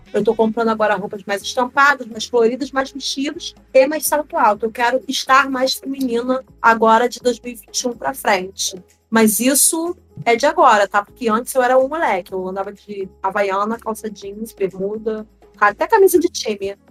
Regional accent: Rio de Janeiro, Brazil; also born or lived in Pernambuco; Eu me criei no Rio

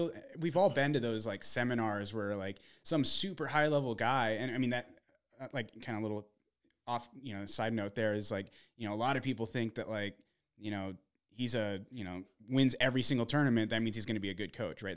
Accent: Arizona, United States; also born or lived in Minnesota; grew up in more, more or less in, in Arizona

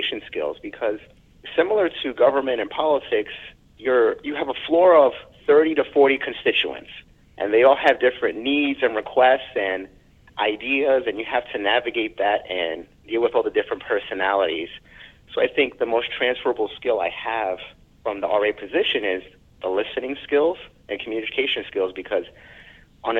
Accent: New York City, New York, United States; I'm a New Yorker

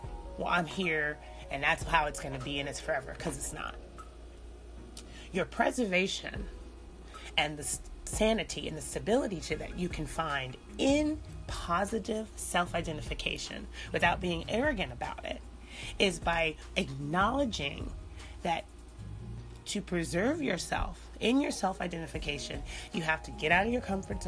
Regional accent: United States; we're Americans.

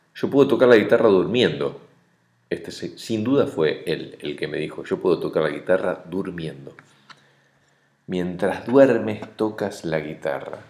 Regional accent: Argentina; now in Uruguay; como argentino callado

